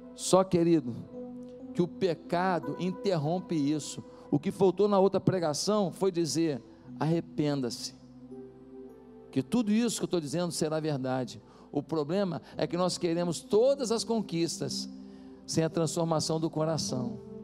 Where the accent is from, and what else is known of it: Brazil